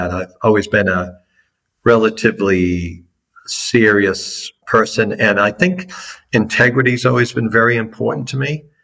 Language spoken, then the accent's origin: English; Boston, Massachusetts, United States; accent: Boston; your listeners that may have an ear for American accents would pick up pretty quickly that I'm from the East Coast, and those that have a really good ear might identify Boston.